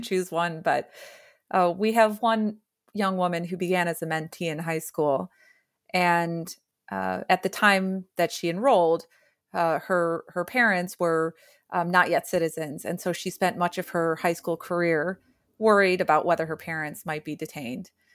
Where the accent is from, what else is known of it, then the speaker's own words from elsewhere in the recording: rural Illinois, United States; I was born and raised in Illinois, rural Illinois